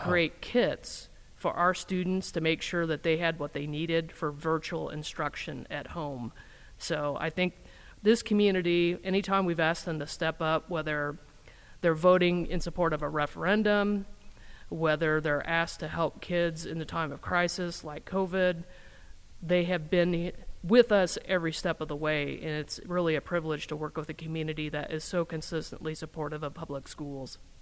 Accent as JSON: {"language": "English", "region": "Indiana", "country": "United States", "tie": "born or raised there", "also_born_or_lived": "Wisconsin", "moved": "as an adult", "lives_now": "Madison, United States", "said": "I grew up in Indiana"}